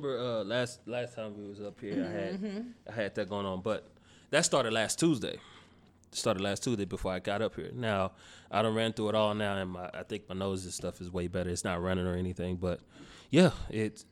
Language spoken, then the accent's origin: English; Dallas, Texas, United States; now in Austin, United States; I am from Dallas, Texas. What particular part? Oak Cliff